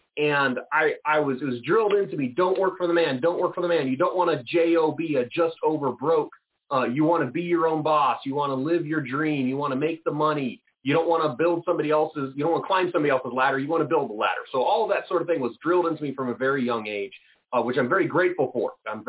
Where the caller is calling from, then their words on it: Lodi, California, United States; I'm calling in from Lodi, California, recently crowned the wine capital of the U.S. It's just north of Stockton, just south of Sacramento in the valley here.